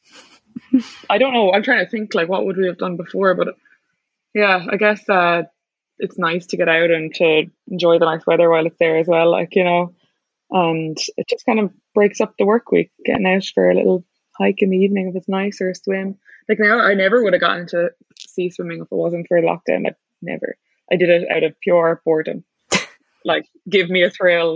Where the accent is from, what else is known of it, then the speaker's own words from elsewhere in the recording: Ireland; also born or lived in New York City; as an Irish person